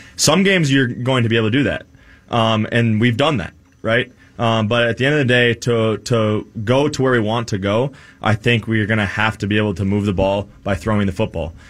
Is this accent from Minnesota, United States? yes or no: yes; Minnesota, United States; growing up in Minnesota, being a Minnesota sports fan